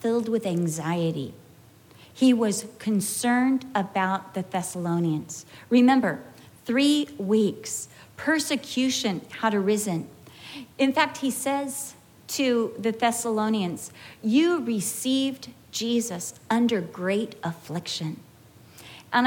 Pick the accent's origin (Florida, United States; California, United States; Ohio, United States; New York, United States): California, United States; accent: Californian; moved away as an adult; also born or lived in England; I spoke Californian